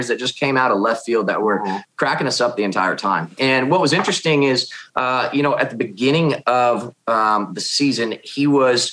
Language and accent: English; Kansas City, United States; I originally grew up in Kansas City. Now I live in a small town about an hour north of Kansas City.